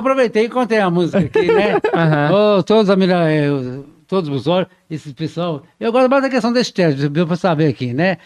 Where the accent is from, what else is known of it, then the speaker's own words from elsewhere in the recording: João Monlevade, Minas Gerais, Brazil; minha terra aí, você falou, João Molevade, que eu nasci lá